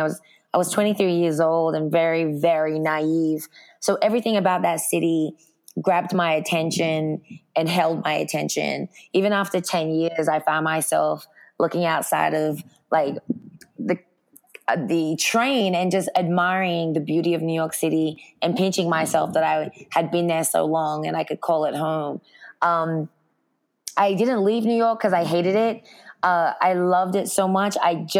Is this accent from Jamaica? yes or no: no; Sydney, New South Wales, Australia; also born or lived in Brooklyn; now in California, United States; But I grew up in Sydney, Australia, so I definitely consider myself an Aussie.